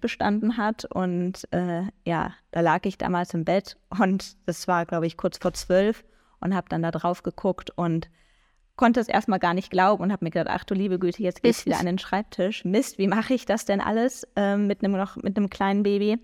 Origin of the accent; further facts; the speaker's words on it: near Düsseldorf, North Rhine-Westphalia, Germany; ich komme aus Nordrhein-Westfalen und zwar genauer aus der Nähe von Düsseldorf